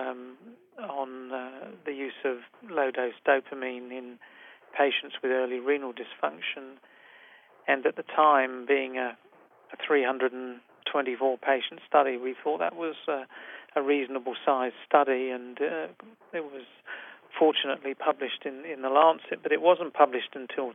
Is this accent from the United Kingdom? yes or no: yes; England, United Kingdom; moved away as an adult; also born or lived in London, United Kingdom / Toronto, Canada; now in Sydney, Australia; my personal background is that I'm originally from England